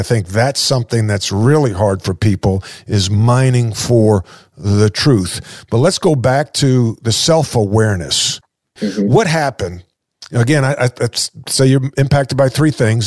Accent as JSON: {"language": "English", "area": "Long Island", "region": "New York", "country": "United States", "said": "I'm from Long Island"}